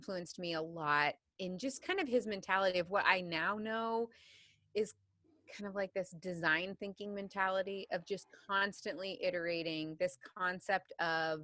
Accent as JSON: {"language": "English", "area": "between Missouri and Illinois", "region": "Midwest", "country": "United States", "tie": "born or raised there", "said": "I grew up in the Midwest, so in between Missouri and Illinois"}